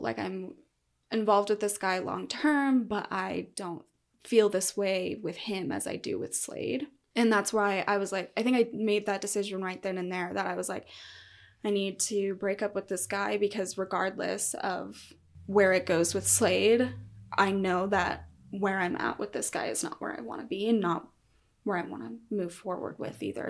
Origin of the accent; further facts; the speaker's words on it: Colorado, United States; also born or lived in Salida, Colorado; I actually started out kind of out in the middle of nowhere on, like, the plains of Colorado, and from there moved to a mountain town probably halfway through middle school